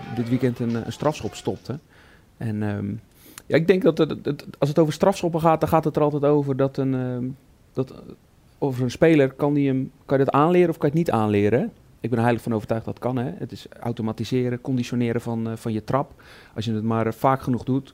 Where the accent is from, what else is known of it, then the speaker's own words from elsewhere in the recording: Goes, Zeeland, Netherlands; bij ons in de regio, ik kom uit Goes